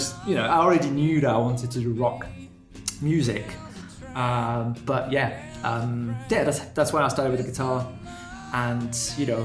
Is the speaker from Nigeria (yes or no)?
no; France; moved away as an adult; also born or lived in United Kingdom / United States; now in Germany; I was born in France from a German dad and a Moroccan mum